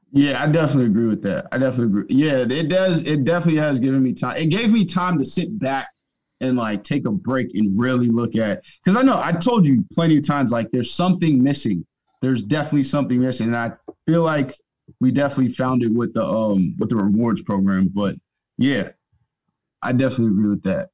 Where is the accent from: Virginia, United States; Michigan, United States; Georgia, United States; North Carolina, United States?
Virginia, United States; Northern; I grew up in Northern Virginia